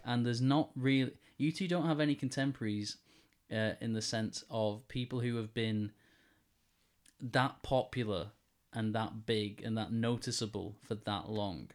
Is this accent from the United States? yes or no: no; Wigan, North West England, United Kingdom; in the middle of, of, of Wigan in my hometown